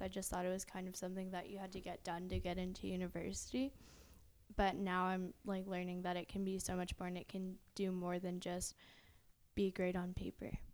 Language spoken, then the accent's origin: English; Riverview, New Brunswick, Canada; we're from Riverview, New Brunswick